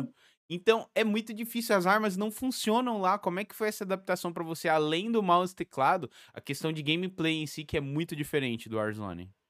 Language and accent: Portuguese; São Paulo, Brazil; Eu sou de São Paulo, capital